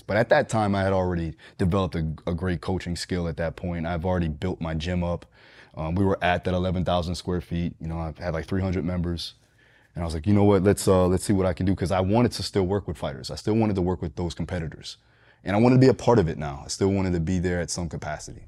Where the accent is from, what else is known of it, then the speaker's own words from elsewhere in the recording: Deerfield Beach, Florida, United States; also born or lived in Fort Lauderdale, Florida; Here, Deerfield Beach, Florida, Broward County, primarily up and down Fort Lauderdale area